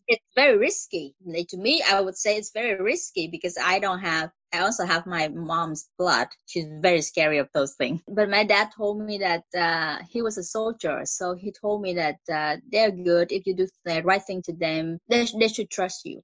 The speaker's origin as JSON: {"language": "English", "country": "Vietnam", "tie": "born or raised there", "second_language": "English", "moved": "as an adult", "lives_now": "Montreal, Canada", "said": "Originally, I came from Vietnam"}